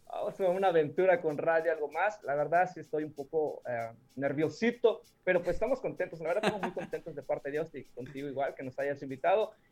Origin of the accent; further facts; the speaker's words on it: Villa Madero, Campeche, Mexico; yo soy, ah, como dicen coloquialmente aquí en mi pueblo, yo soy de Biomadero